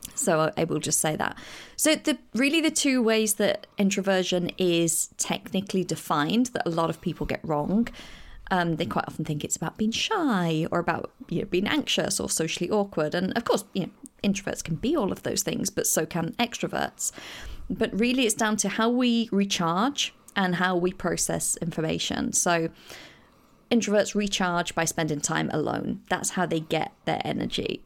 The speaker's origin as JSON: {"language": "English", "region": "England", "country": "United Kingdom", "said": "I am coming from England"}